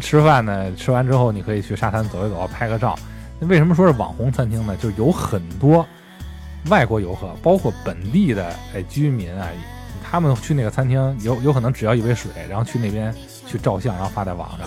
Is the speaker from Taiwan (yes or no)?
no; China; 我们中国人